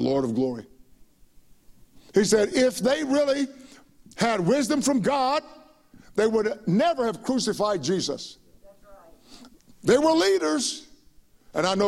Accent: United States; We were so proud to be Americans

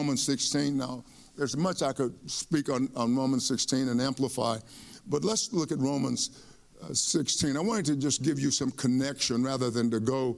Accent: East Texas, United States; I grew up in East Texas and with my mom and dad.

